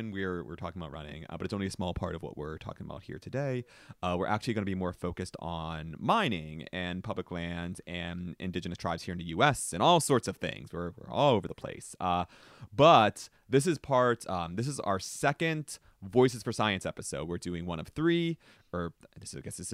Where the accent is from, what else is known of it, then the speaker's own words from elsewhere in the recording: East Coast, United States; I'm from East Coast. I'm from rural coal country